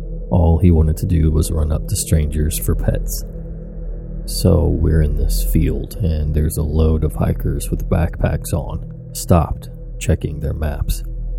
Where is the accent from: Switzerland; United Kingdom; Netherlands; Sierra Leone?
United Kingdom; England; I'm sure you can tell I'm from England.